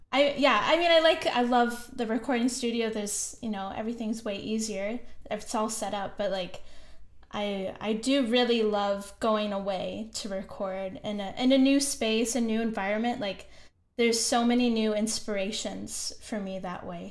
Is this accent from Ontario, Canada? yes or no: yes; Kitchener, Ontario, Canada; moved away as an adult; also born or lived in Banff, Canada; now in Montreal, Canada; I'm actually from Kitchener, Ontario